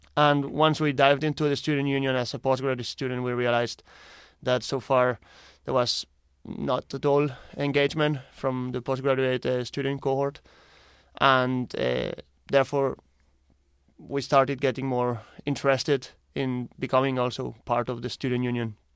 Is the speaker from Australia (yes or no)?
no; Barcelona, Catalonia, Spain; moved away as an adult; now in Ireland; I'm originally from Spain, Barcelona, and I'm here in Ireland since the last two years